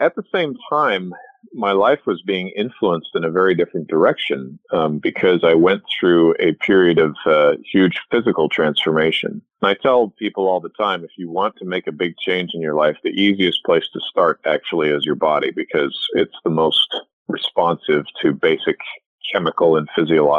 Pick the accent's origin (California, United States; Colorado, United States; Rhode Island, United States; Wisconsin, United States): California, United States; Southern; also born or lived in Edmonton, Alberta, Canada / Los Angeles; grew up in Southern California